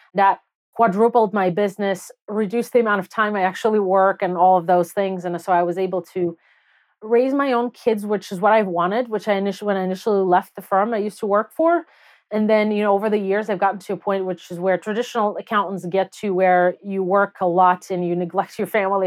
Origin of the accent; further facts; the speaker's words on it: Belarus; English is a second language; moved away as an adult; also born or lived in Soviet Union; now in United States; I grew up in Belarus, and I moved to the U S when I was nineteen.